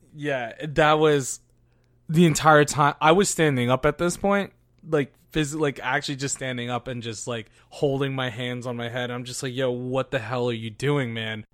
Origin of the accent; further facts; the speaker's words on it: United States; us growing up in America